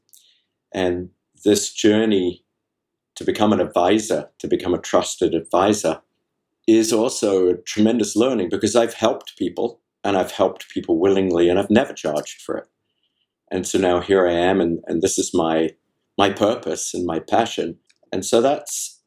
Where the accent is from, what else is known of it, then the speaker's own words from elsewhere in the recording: England, United Kingdom; I'm from England